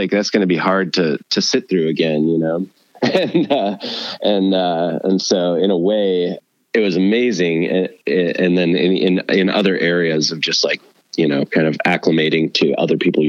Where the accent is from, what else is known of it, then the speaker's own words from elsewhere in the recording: Owatonna, Minnesota, United States; I grew up in a town called Owatonna, which is an hour south of Minneapolis. And I was there till I was about 15